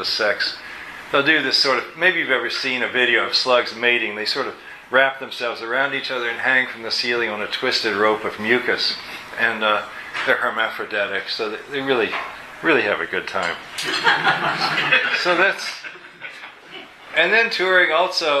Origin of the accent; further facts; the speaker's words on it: Kentucky, United States; I'm from Kentucky too